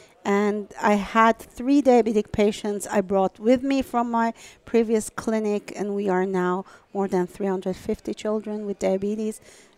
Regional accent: Iran; moved away as an adult

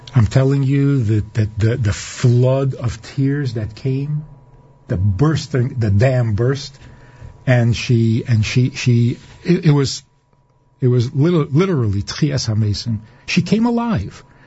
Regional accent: New York City, New York, United States; now in Minnesota, United States; I was growing up in Crown Heights, on President Street in a little apartment

